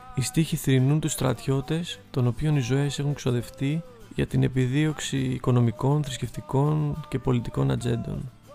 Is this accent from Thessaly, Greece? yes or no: no; Athens, Attica, Greece; μεγαλώνοντας στην Αθήνα